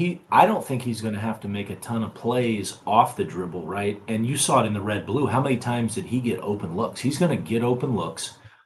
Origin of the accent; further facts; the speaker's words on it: Kansas City, Missouri, United States; I'm originally from Kansas City.